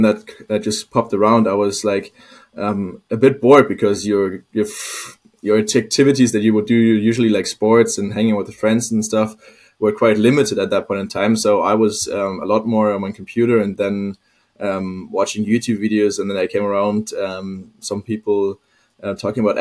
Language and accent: English; Hamburg, Germany; moved away as an adult; now in Copenhagen, Denmark; I'm actually from Hamburg